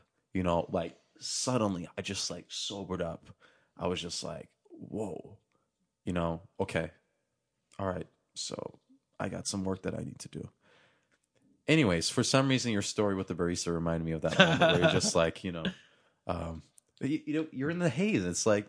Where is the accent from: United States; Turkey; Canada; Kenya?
Turkey; I'm for sure going to buy the house that I grew up in Turkey, in the apartment complex that I was raised in.